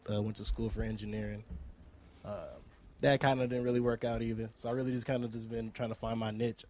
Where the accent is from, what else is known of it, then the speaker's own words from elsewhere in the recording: Cerritos, California, United States; also born or lived in Bakersfield, California; I'm originally from Cerritos, California.